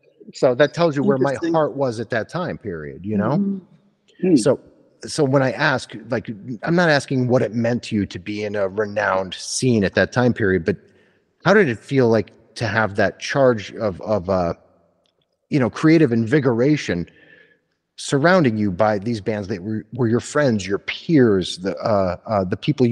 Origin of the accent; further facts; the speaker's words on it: East Coast, United States; I'm from the East Coast